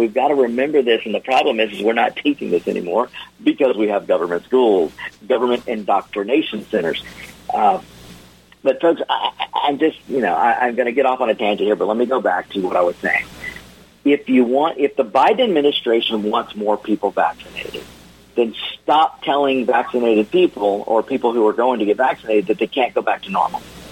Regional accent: Georgia, United States; I'm from Georgia

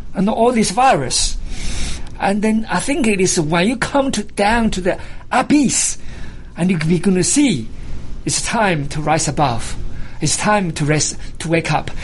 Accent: China; moved away as an adult; now in United States; I was born in China, because this is my home for the last uh, 35 years.

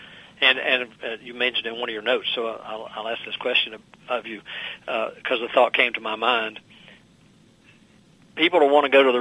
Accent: southwestern Virginia, United States; moved away; my hometown in southwestern Virginia, which is maybe 2,000 people

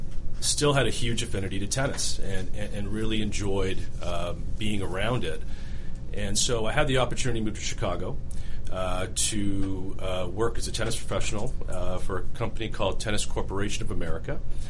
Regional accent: Canada; born or raised there; moved away as an adult; also born or lived in Mombasa, Kenya; now in Atlanta, United States

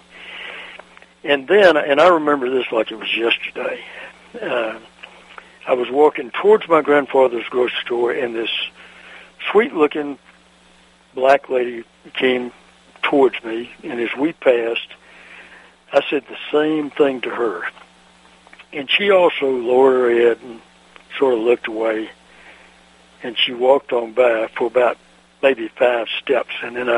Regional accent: Mississippi, United States; when I was growing up in Mississippi in the 40s

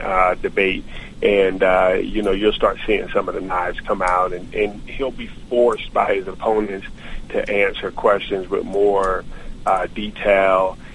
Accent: New Jersey, United States; I'm from New Jersey.

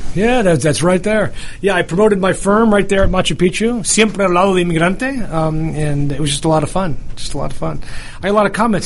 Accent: New York, United States; I'm from New York

